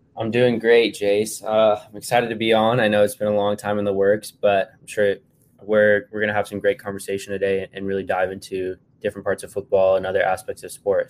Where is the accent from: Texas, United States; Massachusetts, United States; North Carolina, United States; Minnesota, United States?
Texas, United States; I am from Texas, and I would like to stay in Texas as much as possible